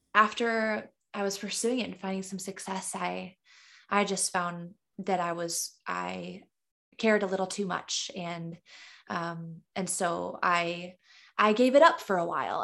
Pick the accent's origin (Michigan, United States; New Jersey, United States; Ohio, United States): Michigan, United States; Caro; now in Los Angeles, United States; I was born and raised in Carroll, Michigan, a small, tiny town in the thumb